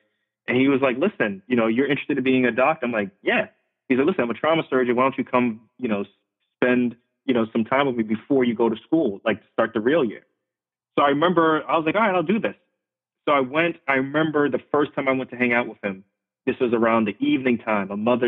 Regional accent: Queens, New York, United States; Like, I grew up in New York City. I grew up in Left Rack City, if anybody's familiar with that. Spent like the first 10 years of my life in Left Rack City in Queens

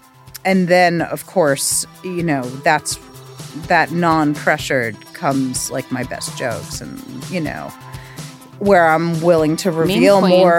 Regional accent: New York, United States; I was like, oh, I'm from Long Island.

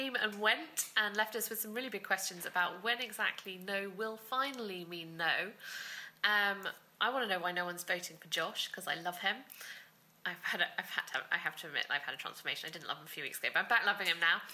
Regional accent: United Kingdom; as a Brit

